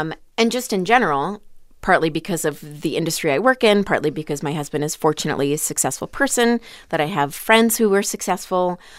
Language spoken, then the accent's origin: English; Florida, United States; born or raised there; also born or lived in Long Island, New York